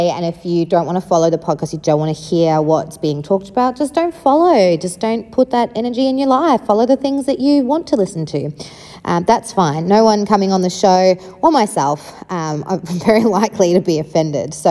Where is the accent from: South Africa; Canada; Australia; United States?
South Africa; starting at the beginning with where I grew up, I grew up in South Africa